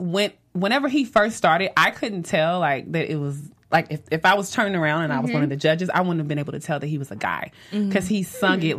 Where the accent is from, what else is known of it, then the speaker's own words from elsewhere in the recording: the South, United States; I'm from the South